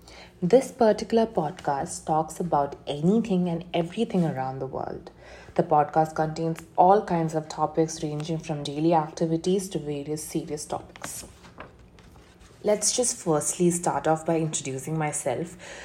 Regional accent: Kochi, Kerala, India; also born or lived in Coimbatore; And I was born in Coimbatore, Tamil Nadu, India. But basically, I'm a Malayali. Malayali means I am a person who's residing in Kochi, Kerala. And I have my roots from Kochi, Kerala.

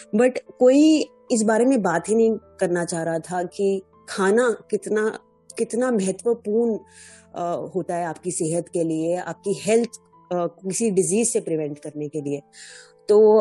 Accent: Jammu, Jammu and Kashmir, India; moved away; also born or lived in Delhi / Chennai; मैं जम्मू से हूँ

